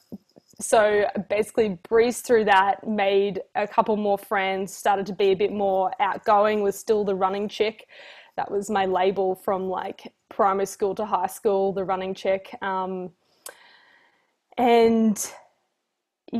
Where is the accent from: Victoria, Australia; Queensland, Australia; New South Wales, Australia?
Queensland, Australia; Dalby; I grew up in Dalby, which is 3 hours northwest, I believe, of Brisbane.